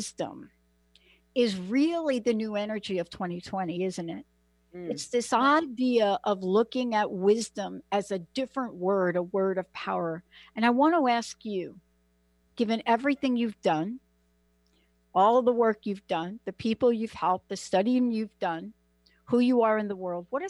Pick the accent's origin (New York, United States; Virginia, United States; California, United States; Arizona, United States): New York, United States; New York City; I'm from the Bronx.